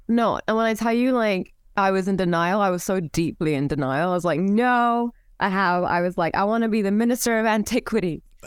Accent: Cairo, Cairo Governorate, Egypt; moved away as an adult; I was born and raised in Cairo.

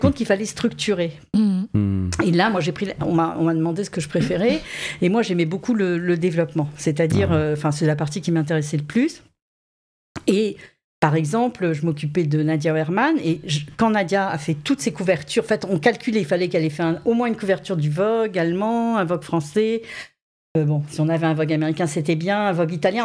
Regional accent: Saint-Raphaël, Provence-Alpes-Côte d'Azur, France; moved away; quand j'étais très jeune, je vivais à Saint-Raphaël

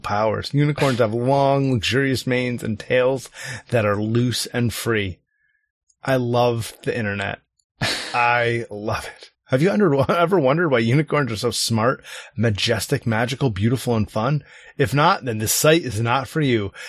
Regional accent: United States; I'm American

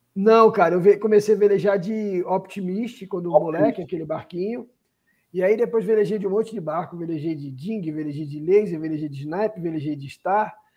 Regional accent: Rio de Janeiro, Brazil; Eu sou do Rio de Janeiro, né? Sou nascido do Rio de Janeiro

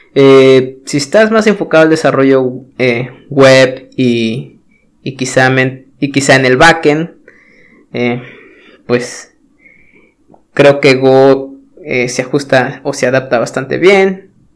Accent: Mexico; yo soy de México

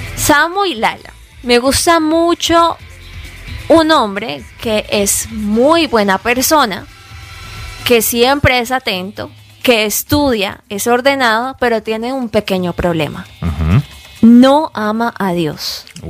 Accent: Colombia; moved away as an adult; now in United States; somos colombianos

